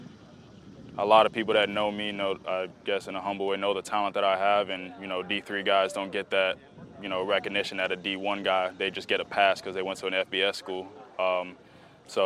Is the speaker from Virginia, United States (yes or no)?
no; Miami, Florida, United States; I'm from Miami